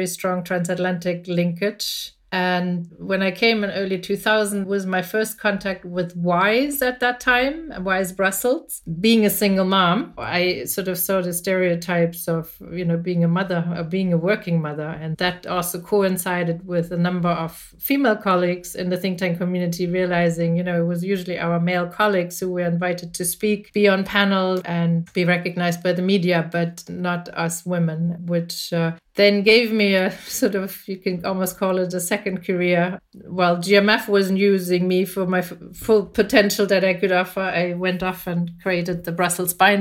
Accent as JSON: {"language": "English", "country": "Germany", "also_born_or_lived": "United Kingdom / Washington, D.C., United States", "moved": "as an adult", "said": "I'm originally from Germany, so I studied in the UK."}